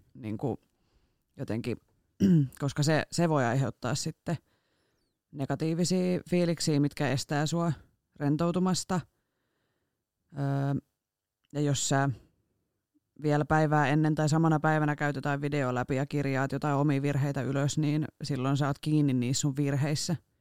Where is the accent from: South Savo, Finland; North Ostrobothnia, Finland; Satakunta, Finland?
Satakunta, Finland; Rauma; now in Turku, Finland; mä oon sieltä kotoisin ja siellä opetellut ajamaan